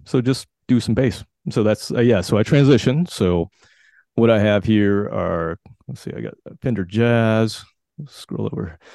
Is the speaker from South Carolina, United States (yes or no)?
yes; South Carolina, United States; I grew up in South Carolina, and, um, in my little town, it was like, uh, about thirty minutes from Charlotte, North Carolina